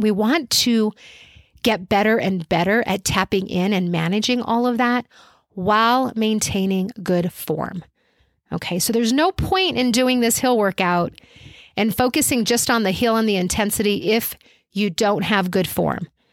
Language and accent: English; Albuquerque, New Mexico, United States; I live in Albuquerque, New Mexico